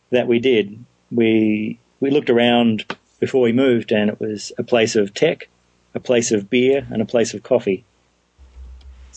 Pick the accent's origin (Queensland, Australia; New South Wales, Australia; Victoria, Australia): Victoria, Australia; Melbourne; now in Portland, United States; I grew up in Melbourne, which is the home of real beer